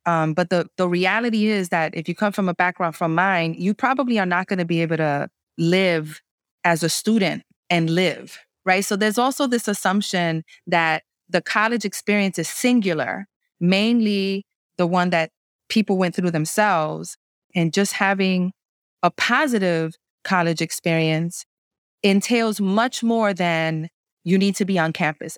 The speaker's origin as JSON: {"language": "English", "town": "New York City", "region": "New York", "country": "United States", "tie": "born or raised there", "said": "I was raised in the New York City housing projects during the crack epidemic"}